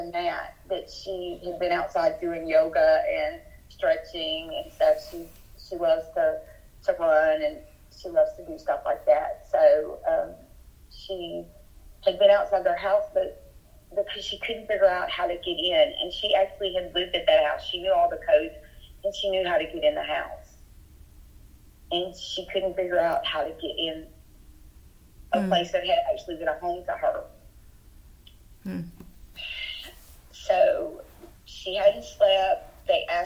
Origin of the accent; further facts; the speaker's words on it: Lumberton, Texas, United States; also born or lived in Beaumont, Texas; We were actually from Lumberton